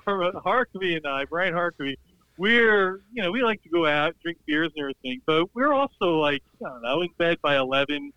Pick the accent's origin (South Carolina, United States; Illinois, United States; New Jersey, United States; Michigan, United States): New Jersey, United States; Montvale; I grew up with him in Montvale.